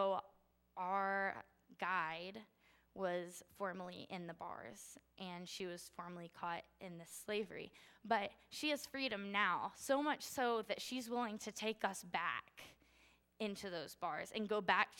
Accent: United States; I was born into privilege in the United States.

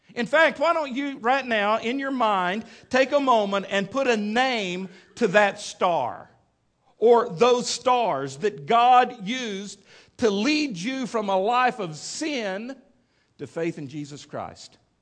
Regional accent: Midland, Texas, United States; growing up in Midland, Texas

